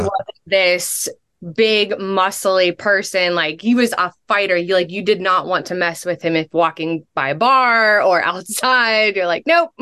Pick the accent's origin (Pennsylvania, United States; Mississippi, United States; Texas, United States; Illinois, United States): Pennsylvania, United States; Pittsburgh; also born or lived in North Carolina; I am from Pittsburgh